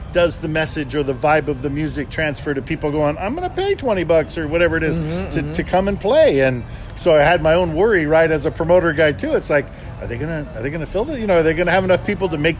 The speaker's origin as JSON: {"language": "English", "town": "Watsonville", "region": "California", "country": "United States", "tie": "born or raised there", "said": "My hometown in Watsonville, California"}